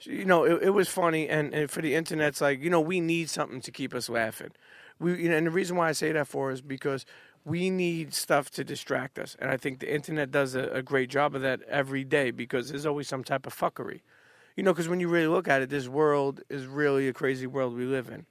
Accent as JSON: {"language": "English", "town": "New York City", "region": "New York", "country": "United States", "tie": "born or raised there", "also_born_or_lived": "Bensonhurst / Bay Ridge", "said": "I grew up on Coney Island till I was about thirteen. Then I moved to, uh, uh, Bensonhurst, more so Bay Ridge area"}